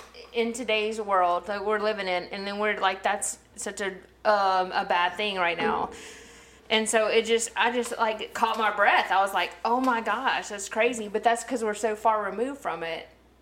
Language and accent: English; Mississippi, United States; I'm from Mississippi, and it made me kind of like.